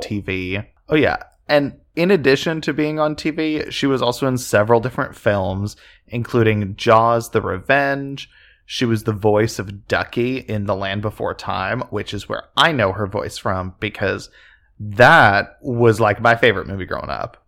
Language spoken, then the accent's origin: English; just outside Oklahoma City, United States; we grew up just outside Oklahoma City